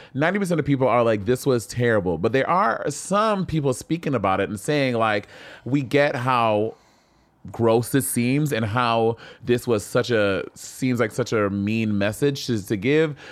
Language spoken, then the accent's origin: English; St. Lucia; I grew up in Saint Lucia